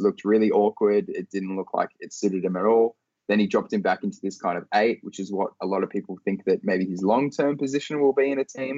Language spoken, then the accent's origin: English; Australia; my hometown in Australia